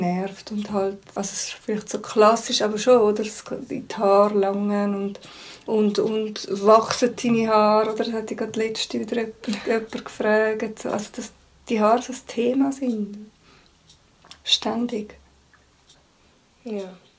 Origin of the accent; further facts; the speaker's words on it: Switzerland; first language German; ich lebe in der Schweiz, die einzige Sprache, die ich rede, ist Deutsch